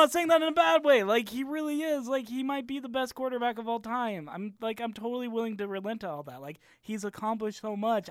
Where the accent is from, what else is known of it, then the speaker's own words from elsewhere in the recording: Arizona, United States; I'm from Arizona